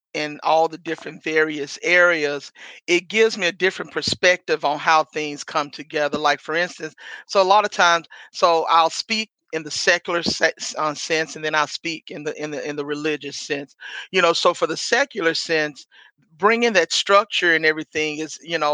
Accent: Memphis, Tennessee, United States; moved away as an adult; now in Chicago, United States; was born and raised Memphis, Tennessee

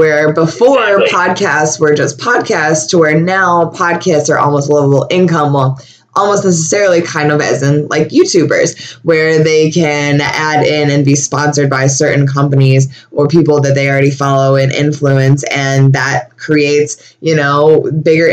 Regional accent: Buffalo, New York, United States; I was born and raised in Buffalo, and I never went to New York City before

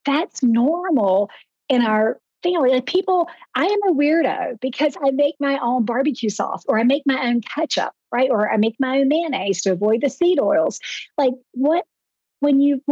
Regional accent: the South, United States; I'm from the South

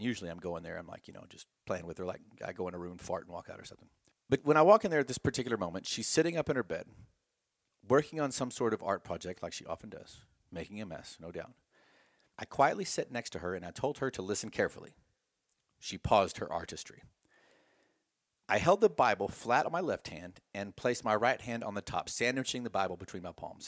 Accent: Texas, United States; I'm from Texas

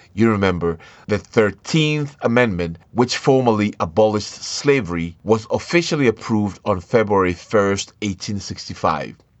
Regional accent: Ashanti, Ghana; moved away as an adult; I am from the African continent, from the country of Ghana, from the tribe of Ashanti

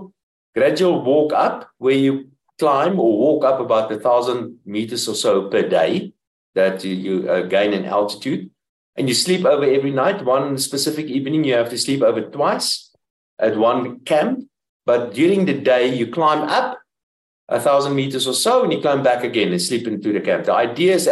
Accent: Pretoria, Gauteng, South Africa; I'm from Pretoria

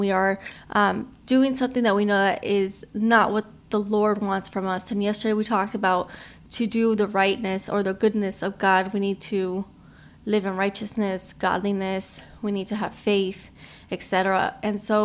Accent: Miami, Florida, United States; I am from Miami

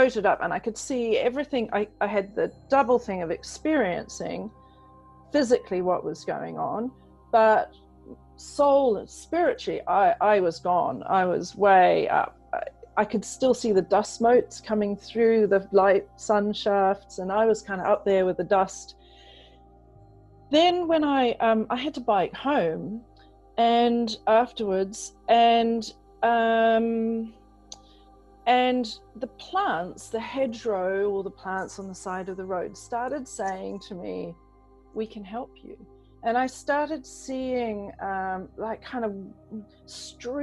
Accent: New Zealand; also born or lived in England; I grew up in England and I was 8 years old when we moved to New Zealand. So hence the kind of funny accent.

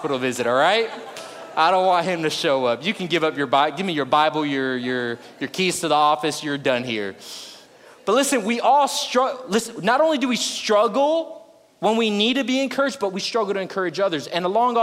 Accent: South Florida, United States; now in Houston, United States; I'm originally from South Florida

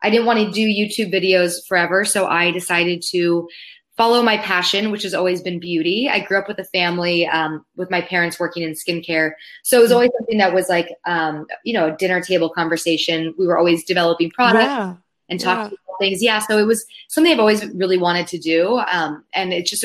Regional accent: Palos Verdes, California, United States; moved away; I grew up in Southern California with the ocean as my backyard, which I now realize I took for granted because I don't live next to the ocean anymore

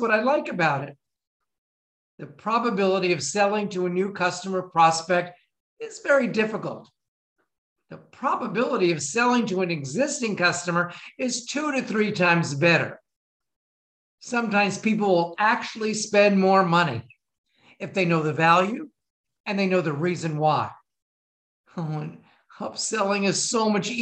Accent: Florida, United States; I was from Florida

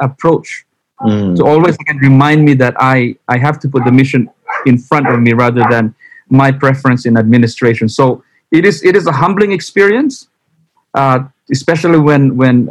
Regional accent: Western Canada, Canada; moved away; also born or lived in Philippines; as a Westerner from Canada

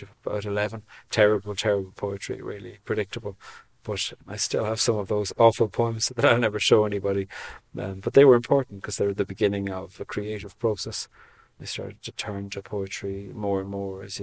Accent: Cork, Munster, Ireland; moved away as an adult; also born or lived in Switzerland / Australia / Dublin; now in Belfast, United Kingdom; I'm from Cork in the very south coast of Ireland. I live in Belfast now.

